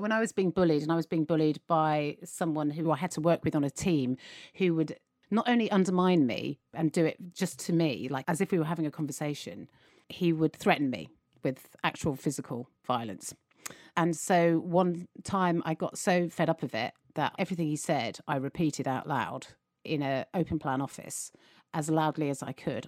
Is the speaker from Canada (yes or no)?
no; United Kingdom; as British people